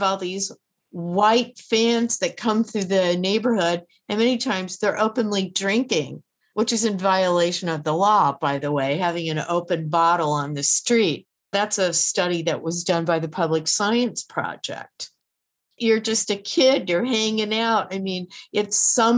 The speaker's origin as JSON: {"language": "English", "town": "New York City", "region": "New York", "country": "United States", "said": "I'm a New Yorker"}